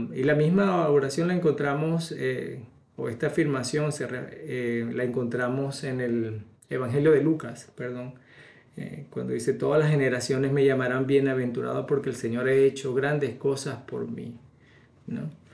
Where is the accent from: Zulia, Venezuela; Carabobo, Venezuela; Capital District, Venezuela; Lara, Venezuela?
Lara, Venezuela; Barquisimeto; mi pueblo, en, Venezuela, en Barquisimeto